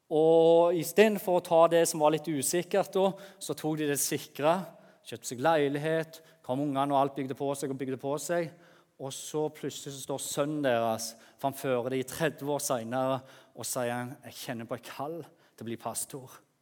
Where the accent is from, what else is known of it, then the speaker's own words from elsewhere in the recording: Jæren, Rogaland, Norway; moved away; der på Jæren som jeg kommer fra